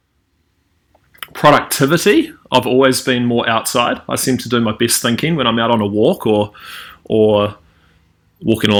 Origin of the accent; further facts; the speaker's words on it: Eastbourne, Wellington, New Zealand; I grew up in Wellington, in a lovely little seaside town of Eastbourne or on the beach